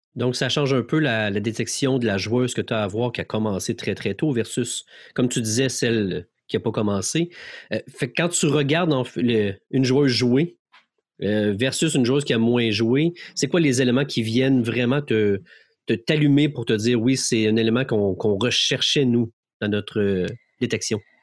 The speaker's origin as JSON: {"language": "French", "region": "Quebec", "country": "Canada"}